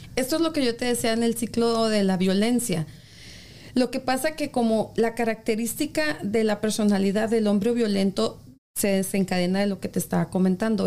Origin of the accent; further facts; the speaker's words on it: Mexico; now in United States; En mi país